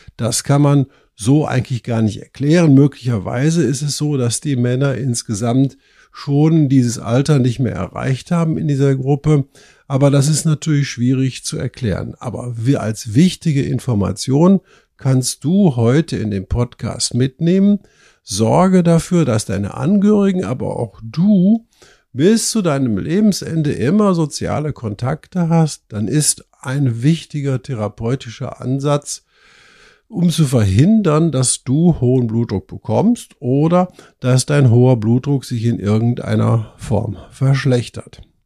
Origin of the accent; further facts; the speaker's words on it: Germany; bei uns in Deutschland